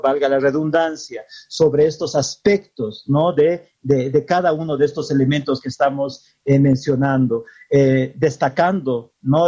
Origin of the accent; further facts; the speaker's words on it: Bolivia; nos identifica como bolivianos y bolivianas